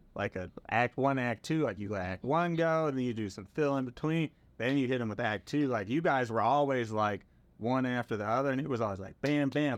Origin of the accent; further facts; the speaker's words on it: Milwaukee, Wisconsin, United States; moved away as an adult; I was from Milwaukee, Wisconsin, had never really left the city before